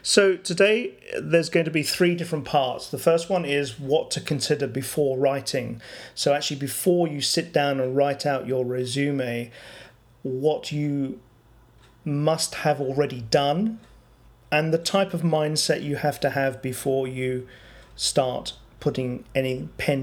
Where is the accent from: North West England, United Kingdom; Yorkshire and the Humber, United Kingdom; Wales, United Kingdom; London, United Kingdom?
London, United Kingdom; moved away; where I come from in London, people move jobs quite often